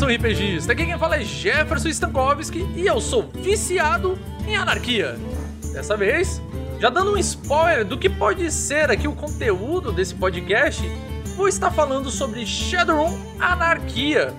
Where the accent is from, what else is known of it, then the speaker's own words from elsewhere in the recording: Brazil; eu sou brasileiro